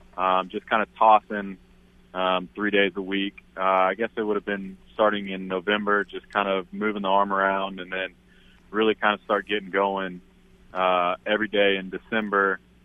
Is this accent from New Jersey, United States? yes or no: no; Oklahoma, United States; I'm going to root for my state. A lot of those guys were born and raised in Oklahoma. And, you know, some of them, you know, back when I went to Oklahoma State, I knew some of those guys.